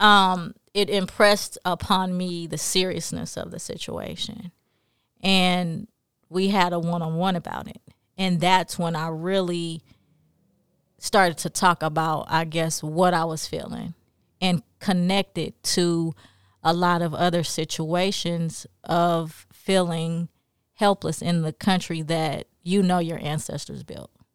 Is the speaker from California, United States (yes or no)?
yes; Los Angeles, California, United States; moved away; also born or lived in New Orleans / Jackson; I grew up in South Central L A.